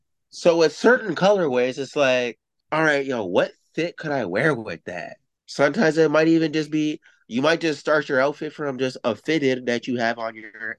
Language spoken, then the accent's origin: English; Canada; also born or lived in Toronto; we're Canadian. We live in Toronto.